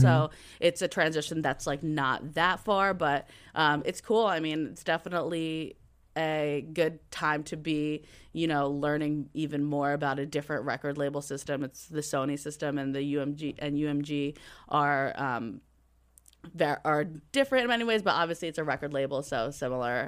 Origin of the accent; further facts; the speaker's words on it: Atlantic City, New Jersey, United States; I'm from Atlantic City, New Jersey